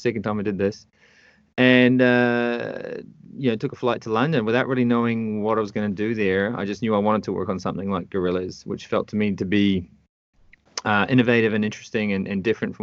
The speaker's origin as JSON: {"language": "English", "region": "North Island of New Zealand", "country": "New Zealand", "tie": "born or raised there", "also_born_or_lived": "United Kingdom", "moved": "as an adult", "lives_now": "Canada", "said": "I was born and raised in the North Island of New Zealand in a very small town."}